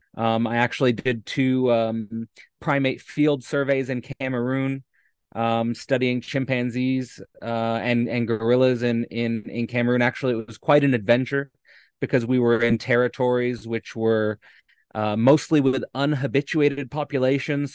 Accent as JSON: {"language": "English", "town": "Hamilton", "region": "Ontario", "country": "Canada", "tie": "born or raised there", "moved": "as an adult", "said": "born and raised in Hamilton, Ontario"}